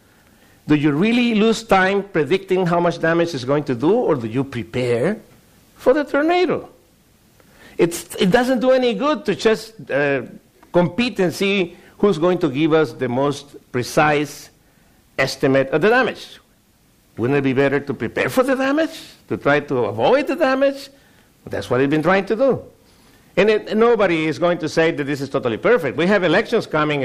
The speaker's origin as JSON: {"language": "English", "region": "Sinaloa", "country": "Mexico", "tie": "born or raised there", "said": "my home state is the most important agricultural producer in the country, Sinaloa"}